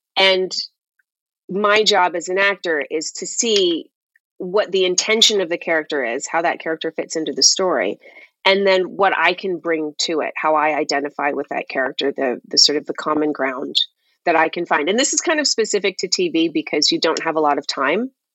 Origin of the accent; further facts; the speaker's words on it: Toronto, Ontario, Canada; moved away as an adult; I grew up and lived in Toronto